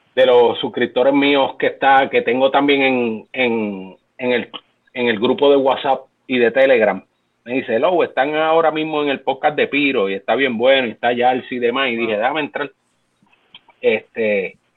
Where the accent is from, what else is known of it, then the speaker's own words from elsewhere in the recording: Puerto Rico; nuestra cultura como latinos, como puertorriqueños